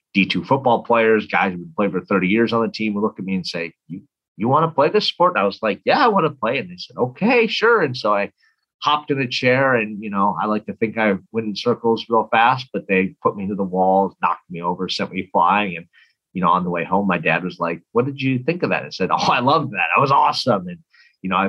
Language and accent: English; Minneapolis, Minnesota, United States; So I grew up, I'm from Minnesota, from Minneapolis. And so I grew up there